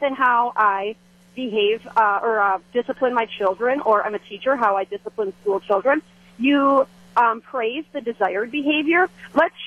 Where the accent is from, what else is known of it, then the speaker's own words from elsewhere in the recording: Green Bay, Wisconsin, United States; I was born and raised in Green Bay